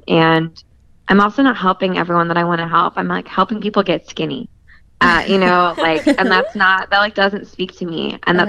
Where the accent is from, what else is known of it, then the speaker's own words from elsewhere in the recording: California, United States; I'm from California.